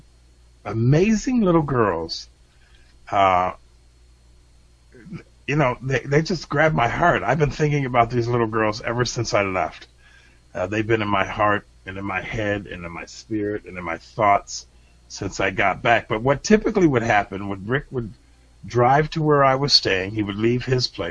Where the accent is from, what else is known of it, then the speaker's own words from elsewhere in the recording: United States; as an American